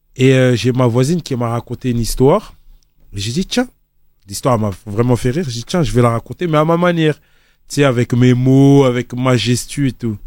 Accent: Côte d’Ivoire; je suis ivoirien, c'est inné

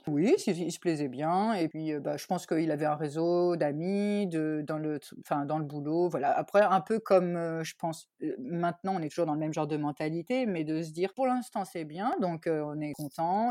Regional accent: Tours, Centre-Val de Loire, France; moved away as an adult; also born or lived in Paris / Australia; now in Germany; je suis originaire moi de Tours

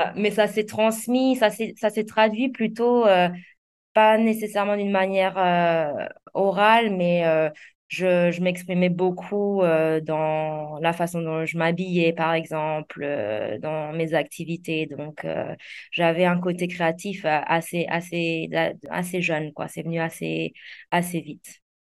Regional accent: Alsace, Grand Est, France; moved away as an adult; also born or lived in London; now in Zanzibar, Tanzania; je suis née et j'ai grandi en Alsace, euh, dans un petit village

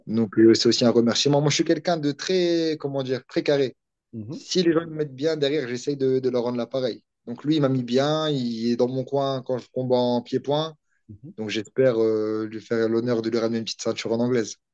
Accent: Vieux-Condé, Hauts-de-France, France; je suis une petite ville, ça s'appelle Vieux-Condé. C'est à côté de Valenciennes.

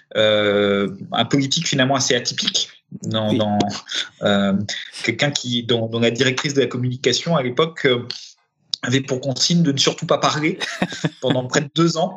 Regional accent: Paris, Île-de-France, France; also born or lived in Romania; parisien de, pas de naissance, mais d'éducation

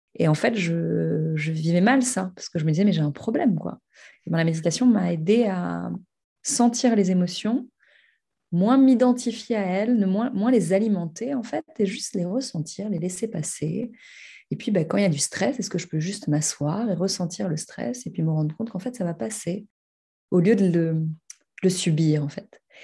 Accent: Paris, Île-de-France, France; j'habite et j'ai grandi à Paris

